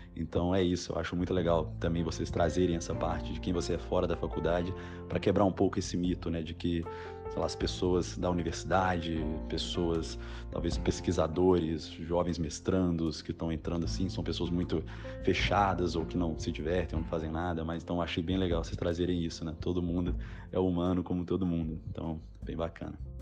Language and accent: Portuguese; Belo Horizonte, Minas Gerais, Brazil; moved away as an adult; now in São Paulo, Brazil; Eu sou mineiro, sou de Belo Horizonte, a UFMG era do lado da minha casa